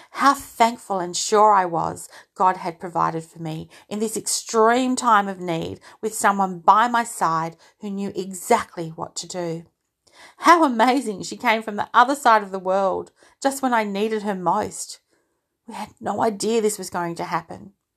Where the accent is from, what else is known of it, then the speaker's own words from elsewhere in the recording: Australia; also born or lived in United Kingdom; I'm an Aussie, but I was born in the U K